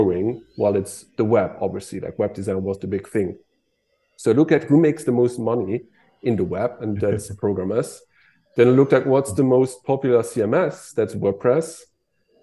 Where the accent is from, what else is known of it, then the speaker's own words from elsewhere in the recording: Luxembourg; I'm from Luxembourg